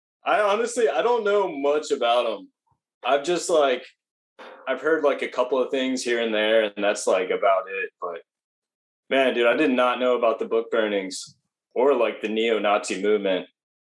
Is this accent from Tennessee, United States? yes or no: yes; Hermitage, Tennessee, United States; Because I grew up in Hermitage, like right there by the border of, like, you know, Hermitage, and then it's Mount Juliet.